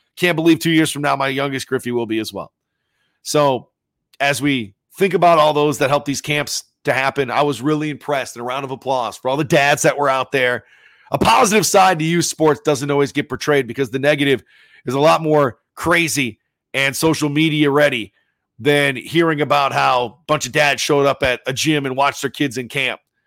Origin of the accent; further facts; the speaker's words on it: Sioux Falls, South Dakota, United States; growing up in Sioux Falls